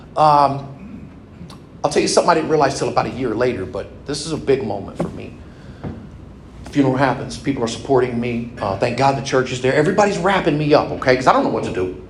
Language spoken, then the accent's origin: English; California, United States; moved away as an adult; now in Indiana, United States; I was raised in California, went all through high school